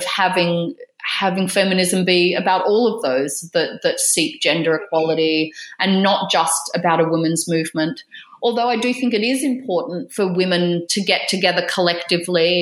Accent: Australia; moved away as an adult; now in United Kingdom; as an Australian living in the UK

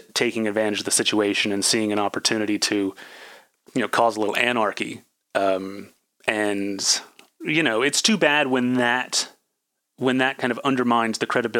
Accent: California, United States; I mean, it's more diverse than the town I grew up in Northern California and a lot of other places.

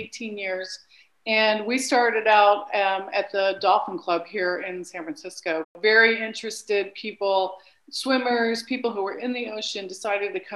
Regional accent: Lima, Peru; moved away; I grew up in Lima, Peru

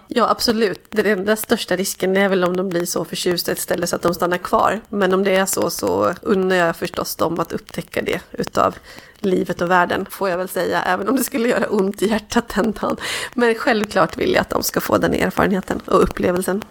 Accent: Dalarna County, Sweden; now in Stockholm, Sweden; min egen uppväxt och där jag kommer från

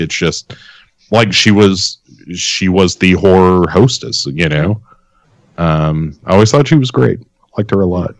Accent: Clarksville, Tennessee, United States; I grew up in Clarksville, which is Uh, you know, I mean, right down the road from Adams, Tennessee

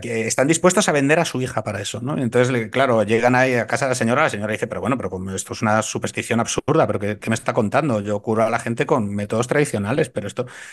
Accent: A Coruña, Galicia, Spain; now in Madrid, Spain; como gallego

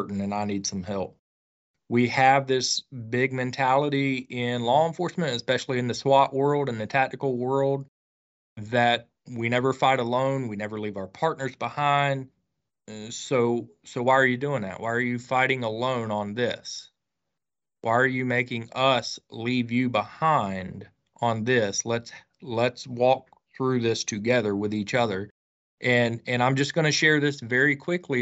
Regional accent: Northeast Florida, United States; my home state in Florida, Northeast Florida

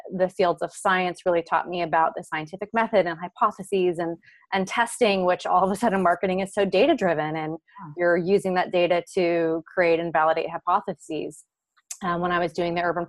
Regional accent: Hawaii, United States; growing up in Hawaii, you're a little bit more limited to what you're exposed

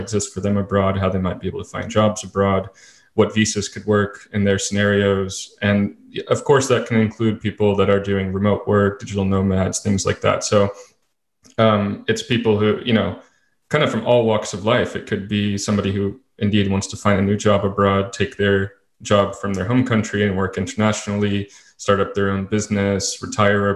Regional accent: United States; moved away as an adult; also born or lived in Singapore; born and raised completely in the United States

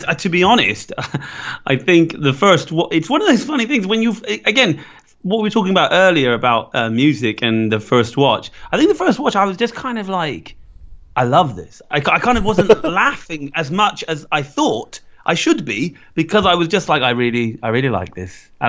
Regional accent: Ireland; and I'm Irish

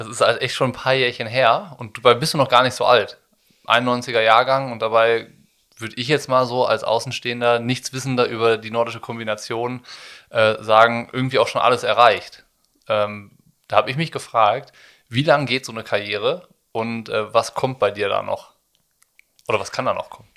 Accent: Rhineland, Germany; ich komme aus dem Rheinland

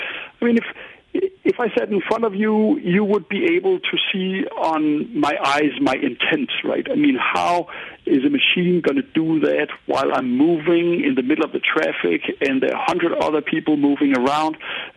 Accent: Paris, Île-de-France, France; So Paris, I grew up in Paris. It was an extremely car-centric city, and people almost got mad if they saw me on a bike

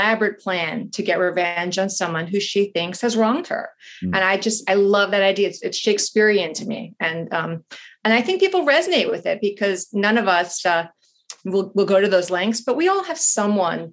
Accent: New York, United States; moved away as an adult; now in Washington, D.C. area, United States; I'm from New York and I moved to the DC area when I married

